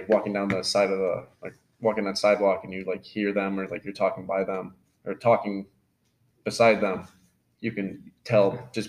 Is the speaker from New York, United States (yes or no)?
yes; New York, United States; I'm from South Corey, New York.